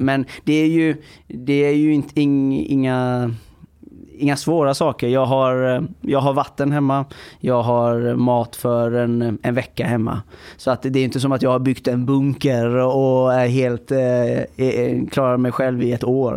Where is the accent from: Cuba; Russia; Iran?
Iran; now in Sweden; jag kommer från Iran